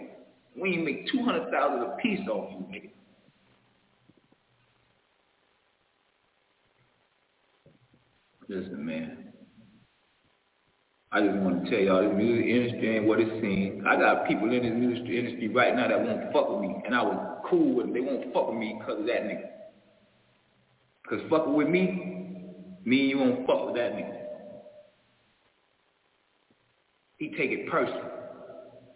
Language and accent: English; Miami, Florida, United States; I'm from Liberty City. I'm from Old Town